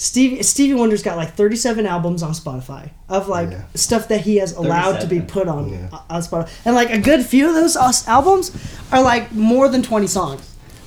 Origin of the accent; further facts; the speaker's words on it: Chicago, Illinois, United States; also born or lived in Japan; now in Utah, United States; So I grew up in Chicago.